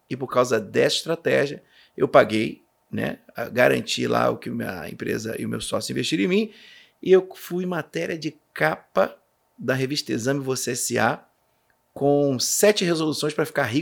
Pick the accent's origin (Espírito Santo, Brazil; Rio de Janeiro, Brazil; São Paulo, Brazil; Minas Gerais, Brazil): Rio de Janeiro, Brazil; de Janeiro, minha cidade Natal.